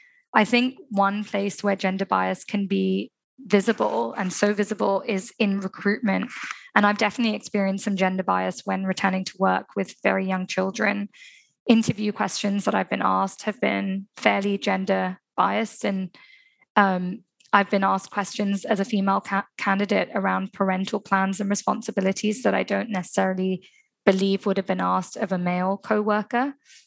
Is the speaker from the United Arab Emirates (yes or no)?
yes; Dubai, United Arab Emirates; especially growing up in Dubai, where children have opportunities and access to so much, but also culturally. I'm from an Indian community where a lot of women haven't worked.